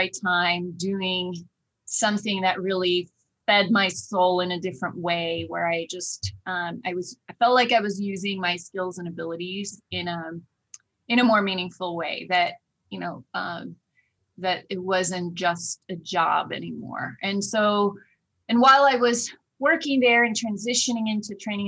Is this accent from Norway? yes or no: yes; Oslo, Norway; moved away as an adult; also born or lived in Oklahoma; now in United States; I grew up and born and raised in Oslo, Norway